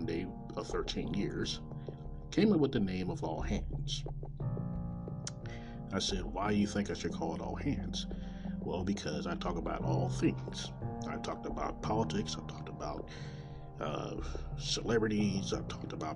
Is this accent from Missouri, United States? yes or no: yes; Kansas City, Missouri, United States; coming from Kansas City, Missouri, my hometown